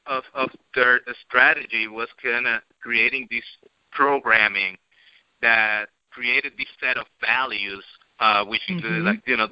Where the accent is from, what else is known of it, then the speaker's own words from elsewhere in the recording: Puerto Rico; we were growing up in Puerto Rico